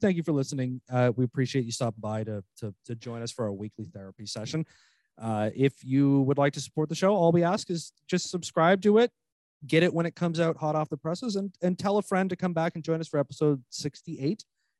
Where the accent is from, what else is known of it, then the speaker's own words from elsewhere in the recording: Missouri, United States; I'm from Missouri. Three things I love. The Arch, St. Louis Cardinals